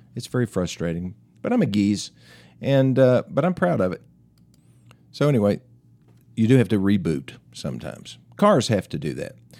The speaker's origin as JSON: {"language": "English", "town": "Greeneville", "region": "Tennessee", "country": "United States", "tie": "born or raised there", "said": "my hometown, Greenville, Tennessee"}